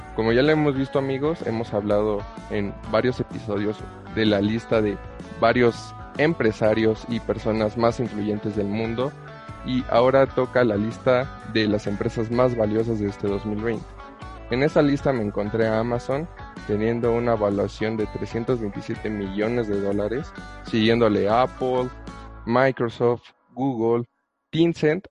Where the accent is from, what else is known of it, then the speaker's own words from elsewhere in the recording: Mexico; como buen mexicano